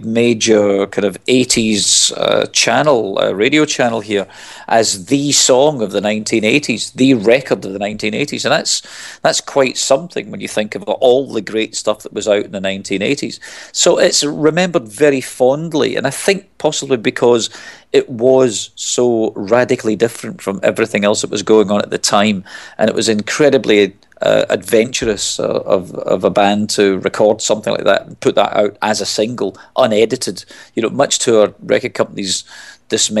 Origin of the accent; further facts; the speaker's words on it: Glasgow, Scotland, United Kingdom; moved away; I'm originally from Glasgow. I mean, I moved away from there a long time ago, but I go back